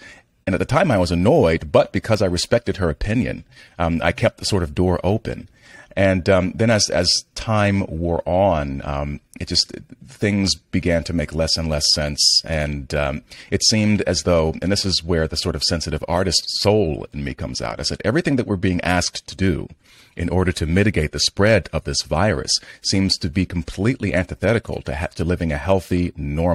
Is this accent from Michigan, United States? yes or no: no; New York, United States; as a New Yorker